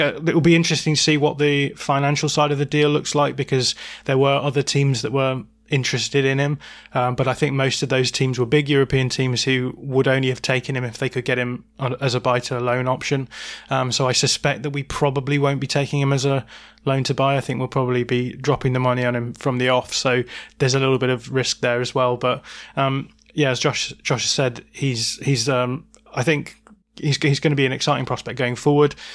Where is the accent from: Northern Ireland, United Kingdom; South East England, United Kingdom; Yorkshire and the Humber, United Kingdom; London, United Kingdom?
Yorkshire and the Humber, United Kingdom; Bradford; now in Lancashire, United Kingdom; I'm a true Yorkshireman, I'll have you know. I was born in the Bradford Royal Infirmary, no less.